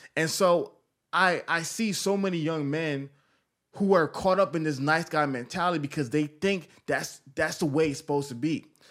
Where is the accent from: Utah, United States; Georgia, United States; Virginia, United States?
Georgia, United States; Atlanta; I'm from Atlanta